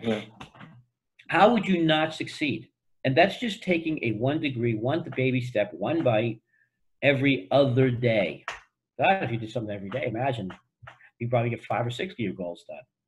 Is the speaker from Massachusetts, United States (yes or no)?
yes; Boston, Massachusetts, United States; I grew up in Boston